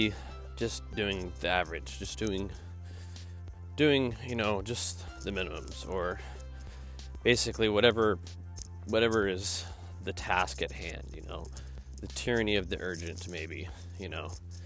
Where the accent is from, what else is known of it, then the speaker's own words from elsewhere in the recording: the South, United States; moved away; I'm not from the South anymore